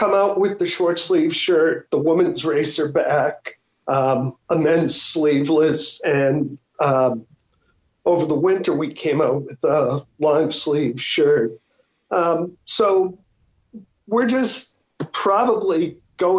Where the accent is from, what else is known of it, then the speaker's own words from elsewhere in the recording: Boston, Massachusetts, United States; now in Arizona, United States; we're from Boston